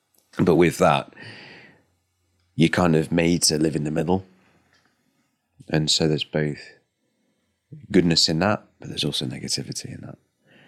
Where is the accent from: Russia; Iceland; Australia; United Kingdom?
United Kingdom; However, I'm a Brit.